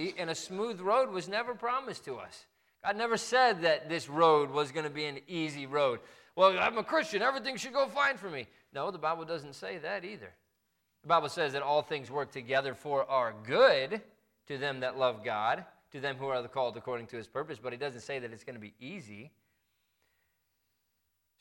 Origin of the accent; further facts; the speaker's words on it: near Lake Michigan, Midwest, United States; moved away; We grew up right near Lake Michigan